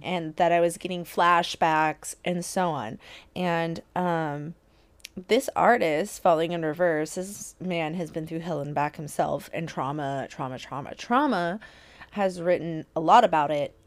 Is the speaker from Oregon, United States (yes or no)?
yes; Portland, Oregon, United States; I'm from Portland.